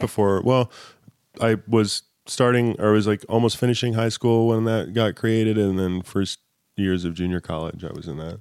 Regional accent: Southern California, United States; I grew up in Southern California

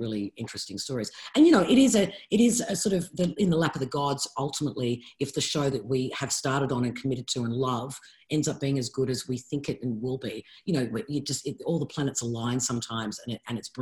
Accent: Sydney, New South Wales, Australia; I grew up in Bondi. I lived on that beach.

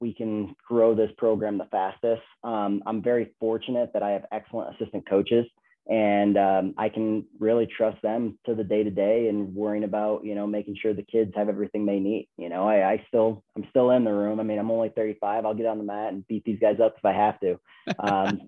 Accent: Binghamton, New York, United States; moved away as an adult; also born or lived in Ithaca, New York / Iowa; now in Colorado, United States; I grew up in Binghamton, New York

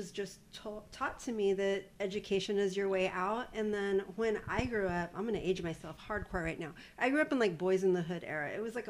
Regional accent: Corpus Christi, Texas, United States; It's a flex to be from Texas.

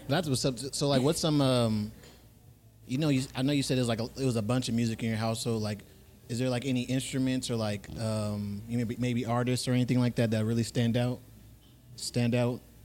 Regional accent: Fresno, California, United States; also born or lived in Hawthorne, California; I can't claim LA because I'm mostly from Fresno.

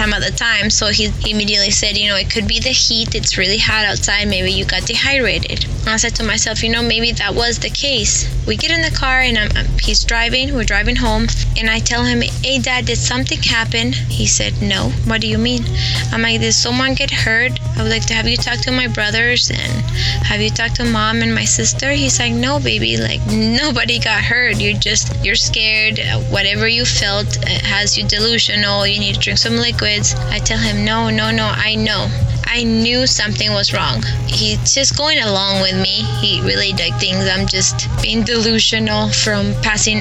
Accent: Santiago, Santiago Metropolitan Region, Chile; I grew up in Santiago de Chile, in a really bad neighborhood where cops would not even enter

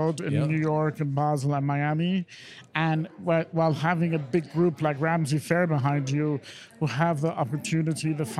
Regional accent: London, United Kingdom; also born or lived in Iran; Grew up in London, where I've been living

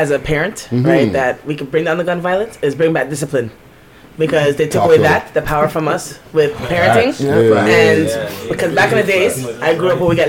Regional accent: Toronto, Ontario, Canada; Back in the days, I grew up in Scarborough.

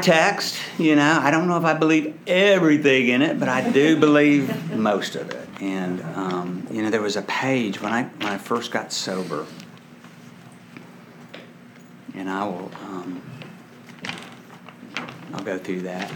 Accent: Dallas, Texas, United States; I was raised in Dallas, Texas

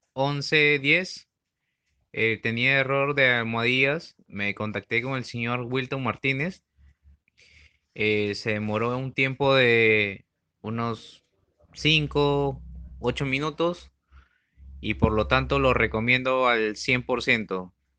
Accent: Peru; soy de Perú

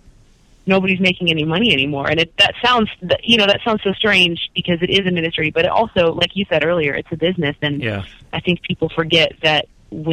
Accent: Florida, United States; growing up in Florida

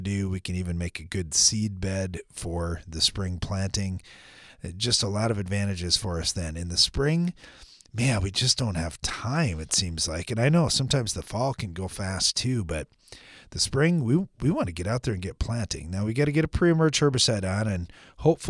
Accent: United States; growing up in America

